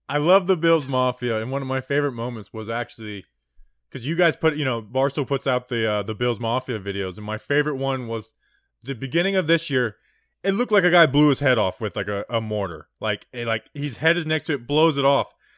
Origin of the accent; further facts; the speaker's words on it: New Jersey, United States; now in Florida, United States; I'm down here in Florida, you know, I was, I'm born in Jersey. So, you know, like, it's like, okay, I'm from Jersey